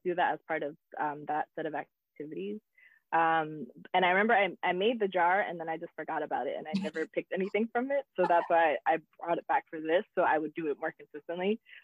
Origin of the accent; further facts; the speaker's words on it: United States; also born or lived in South Africa; I was still American. So there was like a privilege with being American and being abroad in an African country